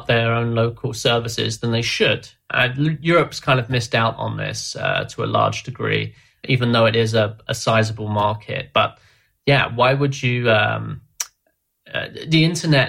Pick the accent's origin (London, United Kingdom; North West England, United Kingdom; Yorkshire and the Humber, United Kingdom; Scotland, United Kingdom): London, United Kingdom; I'm from London